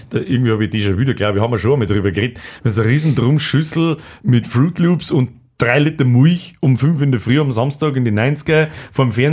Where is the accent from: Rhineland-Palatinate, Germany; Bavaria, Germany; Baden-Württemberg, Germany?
Bavaria, Germany; Simbach; bei uns in Simbach